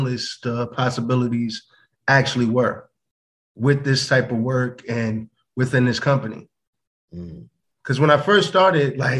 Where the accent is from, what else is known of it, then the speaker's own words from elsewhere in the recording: United States; I'm American, Black American